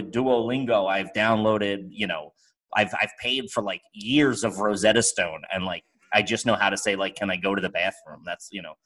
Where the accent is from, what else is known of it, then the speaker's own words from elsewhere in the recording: United States; I'm American. I'm not leaving America